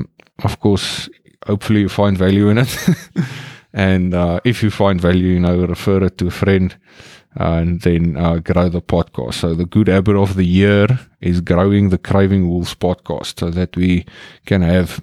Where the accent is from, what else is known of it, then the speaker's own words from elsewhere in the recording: South Africa; now in Netherlands; I'm in South Africa, my home country. It is beautiful, sunny weather.